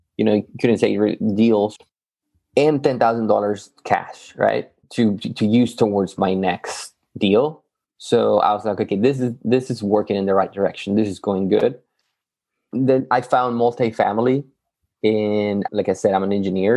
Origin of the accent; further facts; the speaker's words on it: Yucatán, Mexico; moved away as an adult; also born or lived in Matamoros, Tamaulipas, Mexico; now in Texas, United States; I'm originally from Mexico, Yucatan